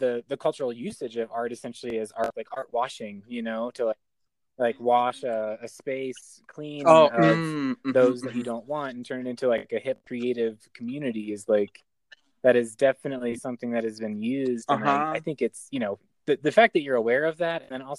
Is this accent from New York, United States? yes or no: no; Oklahoma, United States; I grew up in Oklahoma